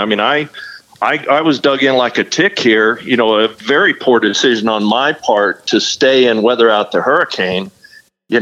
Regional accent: Arizona, United States; moved away as an adult; also born or lived in Mesa, Arizona / Scottsdale, Arizona; now in Rockport, United States; I was born and raised in Arizona. You know, I lived in Mesa and Scottsdale, Arizona for a majority of my life. I moved out here to Texas

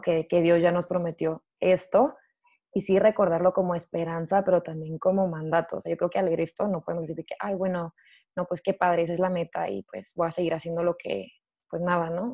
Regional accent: Chihuahua / Juárez, Mexico; moved away as an adult; also born or lived in United States; now in Sydney, Australia; soy mexicana, obviamente, eh, originalmente soy de Chihuahua o de Juárez

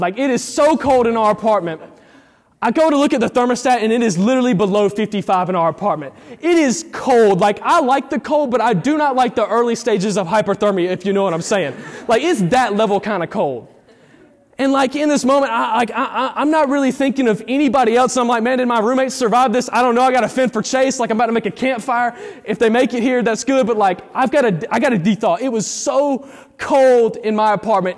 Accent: Eufaula, United States; born or raised there; moved away as an adult

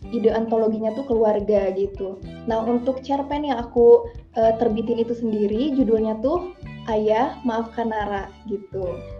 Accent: Kuningan, West Java, Indonesia; Aku dari Kuningan, Jawa Barat asalnya

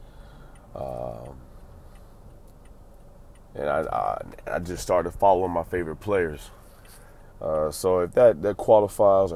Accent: Tampa, Florida, United States; I grew up in the Bay Area, Tampa, Florida

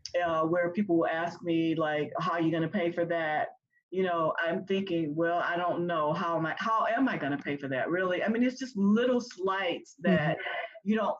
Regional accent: the South, United States; But yeah, I mean, even when we were growing up in the South, okay, like I had to go to the dentist

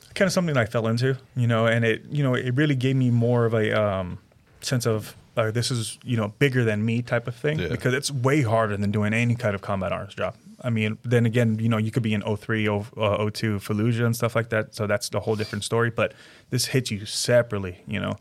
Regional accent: California, United States; I grew up in California until I joined the army

